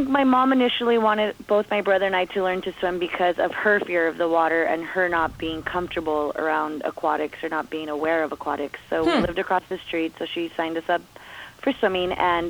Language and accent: English; Commerce, California, United States; also born or lived in Bell Gardens; growing up in Commerce